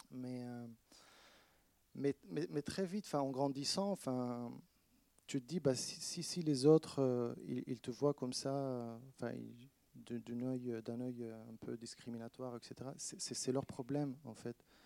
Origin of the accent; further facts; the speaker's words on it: Palestine; now in France; Bah oui, parce que c'est vrai que en France, quand je suis, je dis que je viens de la Palestine ou je, suis palestinien, euh, ils me disent ah, on est avec toi.